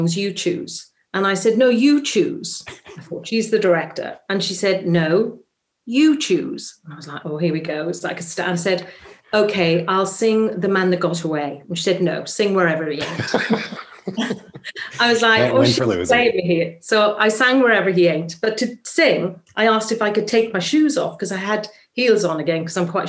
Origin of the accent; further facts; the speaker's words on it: Swansea, Wales, United Kingdom; accent: Welsh; a Welsh accent, which is my hometown, Swansea